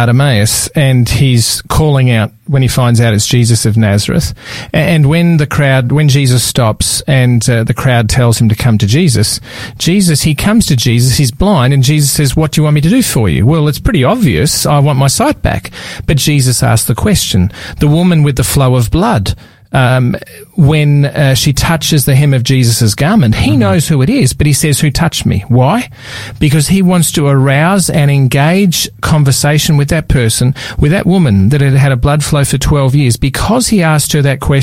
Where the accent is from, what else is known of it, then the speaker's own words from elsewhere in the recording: Melbourne, Victoria, Australia; I was from Melbourne